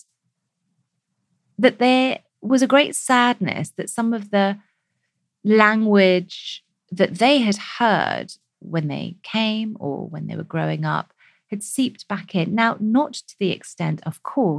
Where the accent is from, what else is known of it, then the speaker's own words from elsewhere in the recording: United Kingdom; we as British South Asians